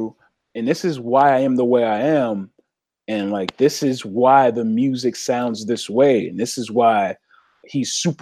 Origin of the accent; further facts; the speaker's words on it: Philadelphia, Pennsylvania, United States; everybody I saw every day growing up in Southwest Philly.